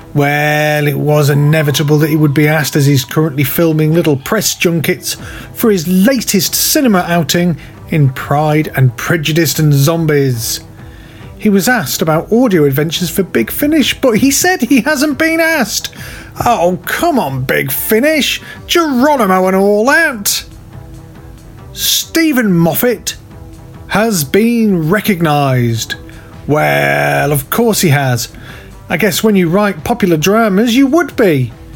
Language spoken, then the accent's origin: English; United Kingdom; I'm British